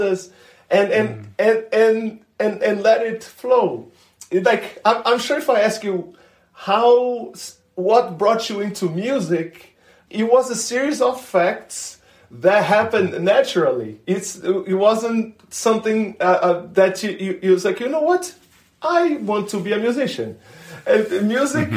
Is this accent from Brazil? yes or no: yes; Brazil; moved away as an adult; now in United States; my hometown